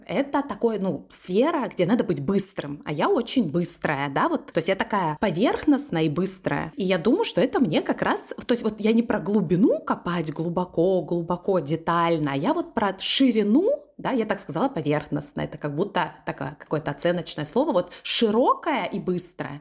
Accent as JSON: {"language": "Russian", "town": "Krasnodar", "region": "Krasnodar Krai", "country": "Russia", "tie": "born or raised there", "also_born_or_lived": "Novosibirsk", "said": "мы переехали в Краснодар, где, собственно, я и выросла"}